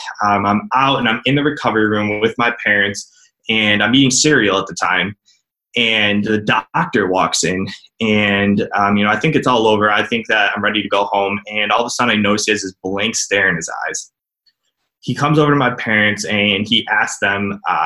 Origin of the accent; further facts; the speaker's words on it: Cleveland, Ohio, United States; I'm from Cleveland, Ohio